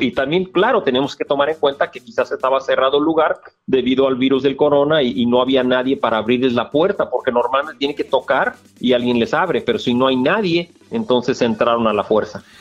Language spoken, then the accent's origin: Spanish; Guadalajara, Jalisco, Mexico; moved away as an adult; fui criado en Guadalajara de, de, edad 0 a edad 17